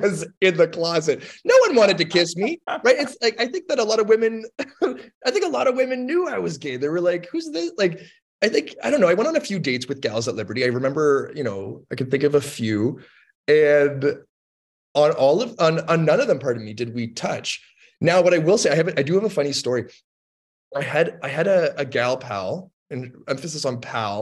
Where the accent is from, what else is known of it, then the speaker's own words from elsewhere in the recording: Toronto, Ontario, Canada; moved away as an adult; also born or lived in Lynchburg, Virginia, United States; I'm from Toronto, Ontario, Canada, and I went to Lynchburg, Virginia in the States